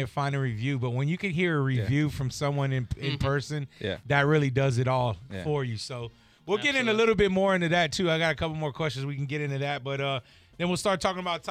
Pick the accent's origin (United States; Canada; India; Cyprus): United States; Tampa, Florida; we're from Tampa